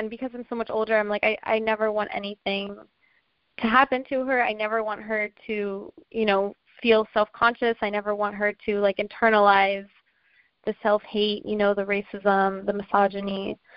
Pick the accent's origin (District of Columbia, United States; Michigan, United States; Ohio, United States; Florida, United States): District of Columbia, United States; Washington; uh, I'm from Washington, D.C. Um, my dad is originally from St. Barts, which is a small island in the Caribbean, so I identify as like Afro Caribbean American.